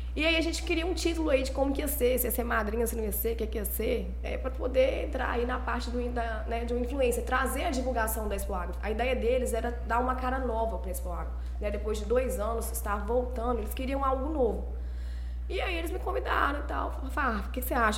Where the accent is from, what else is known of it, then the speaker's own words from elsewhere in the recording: Governador Valadares, Minas Gerais, Brazil; moved away as an adult; now in Goiânia, Brazil; Eu sou nascida aqui em Valadares